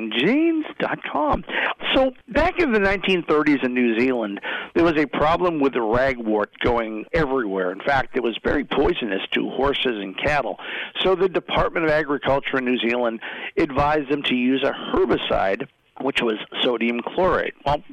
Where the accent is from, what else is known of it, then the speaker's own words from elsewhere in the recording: Boston, Massachusetts, United States; then there are those of us who try to not speak like we're from Boston all the time.